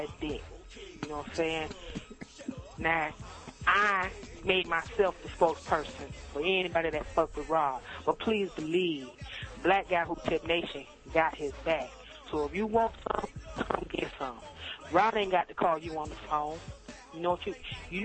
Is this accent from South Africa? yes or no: no; Miami, Florida, United States; I'm from Miami.